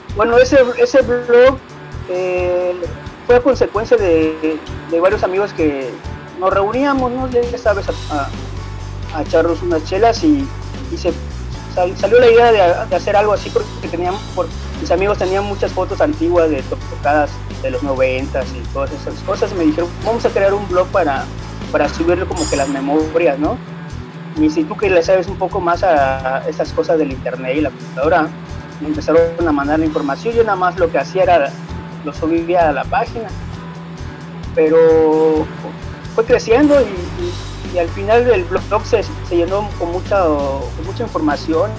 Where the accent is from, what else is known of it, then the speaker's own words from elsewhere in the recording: Cancún, Quintana Roo, Mexico; yo como crecí aquí en Cancún